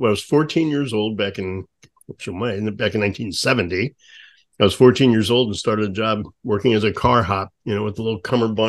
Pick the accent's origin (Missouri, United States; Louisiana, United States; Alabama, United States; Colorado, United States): Missouri, United States; Affton; I grew up in Afton.